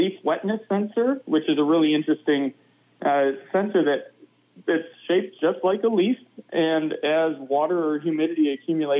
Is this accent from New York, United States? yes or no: no; Michigan, United States; now in Madison, United States; I'm a meteorologist who grew up in the Great Lakes. I'm from Michigan originally